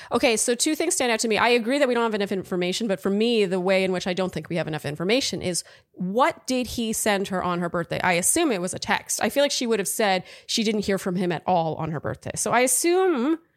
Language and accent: English; Wisconsin, United States; now in New York, United States; For context, we met here in the East Village in the fall, but we're both actually from Wisconsin.